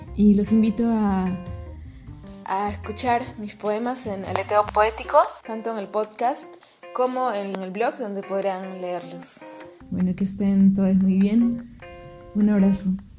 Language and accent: Spanish; Lima, Peru; Nací en Lima, Perú.